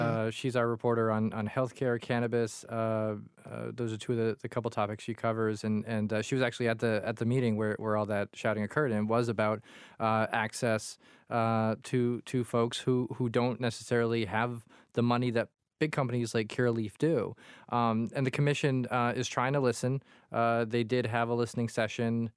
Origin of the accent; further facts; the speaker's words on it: Quincy, Massachusetts, United States; growing up in Quincy in a tiny apartment